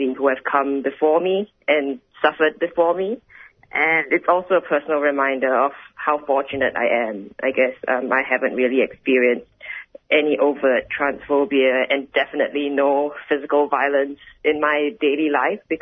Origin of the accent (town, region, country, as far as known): Singapore; now in Australia